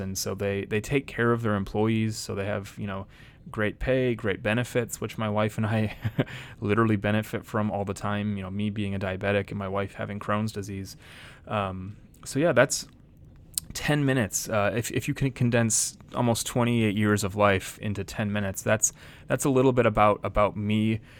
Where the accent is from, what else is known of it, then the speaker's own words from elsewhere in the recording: Janesville, Wisconsin, United States; also born or lived in Madison, Wisconsin / Stoughton, Wisconsin / Chicago; I was born in Madison, Wisconsin. I lived in a town called Stoughton for a while. Uh, my family moved to Janesville, Wisconsin, which is where I lived until I went to Moody Bible Institute